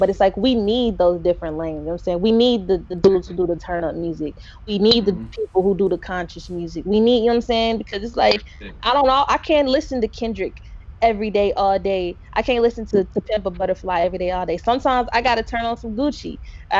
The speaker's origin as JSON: {"language": "English", "town": "Knoxville", "region": "Tennessee", "country": "United States", "tie": "born or raised there", "said": "I'm from Knoxville and there, you know, growing up here, there isn't, you know, there wasn't much of a hip hop scene"}